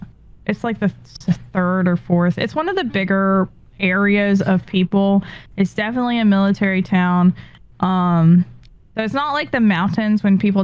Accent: California, United States; moved away; I'm from California

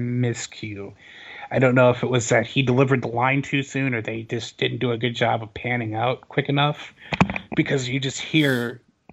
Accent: Chicago, Illinois, United States; I grew up in Chicago as a kid

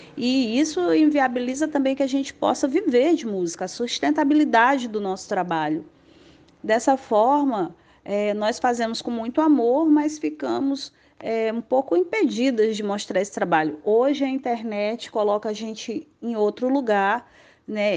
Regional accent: Rio Branco, Acre, Brazil; nasci e moro aqui em Rio Branco, a capital do Acre

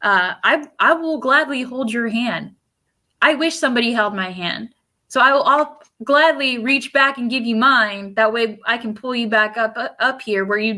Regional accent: United States; first language Spanish; English is a second language; I'm a first-gen American, first-gen college student, first-gen college grad, but also an English second language learner. Spanish is my first language

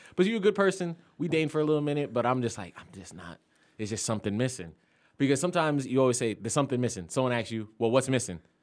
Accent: Florida, United States; now in Atlanta, United States

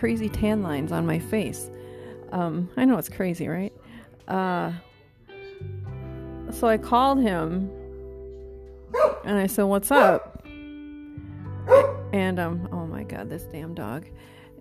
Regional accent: Wisconsin, United States; moved away; my parents are in Wisconsin. Okay, that's my home state.

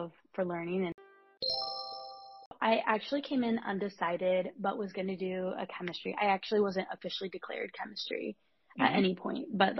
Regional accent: Nebraska, United States; moved away as an adult; now in Evanston, United States; I'm from Nebraska originally, but the culture kind of where I grew up is that you stay pretty close to home for college.

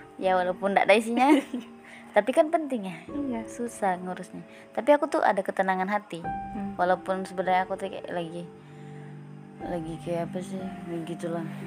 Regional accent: North Kalimantan, Indonesia; aku dari Kaltara

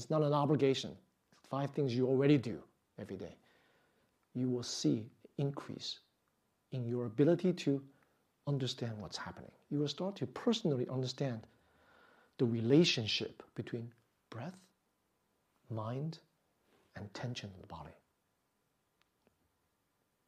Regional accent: New York, United States; I grew up in New York

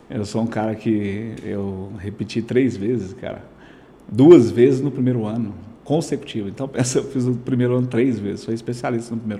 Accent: Aruanã, Goiás, Brazil; É, sou aqui do Aruanã, né? Aruanã.

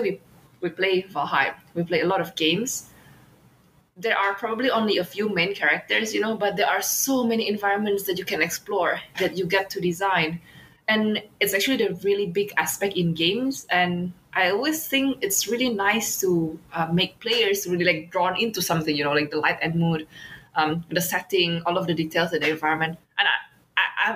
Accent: Indonesia; it reminds me of this from my home country

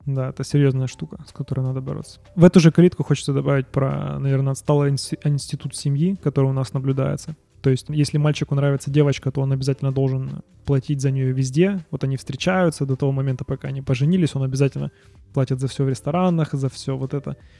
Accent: Ukraine; moved away as an adult; now in Canada; мы уехали из Украины.

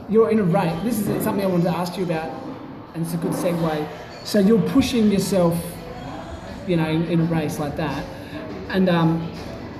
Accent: East Coast, near Wollongong, New South Wales, Australia; moved away; I'm from the East Coast originally. And I actually lived in very close to where she was from

